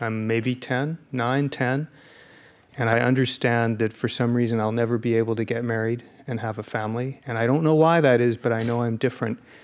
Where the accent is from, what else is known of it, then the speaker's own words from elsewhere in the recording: Phoenix, Arizona, United States; Phoenix, Arizona